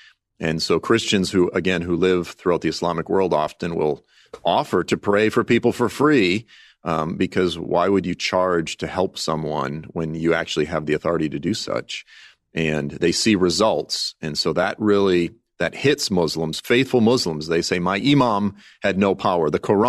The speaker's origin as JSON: {"language": "English", "region": "Massachusetts", "country": "United States", "tie": "born or raised there", "said": "And it's, you know, look, I grew up in South Shore, Massachusetts, divorced family, this type of thing."}